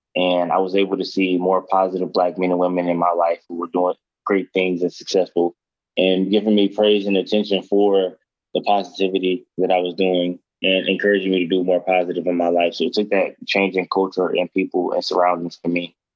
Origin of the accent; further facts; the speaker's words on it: Detroit, Michigan, United States; I'm from Detroit, and I grew up in Detroit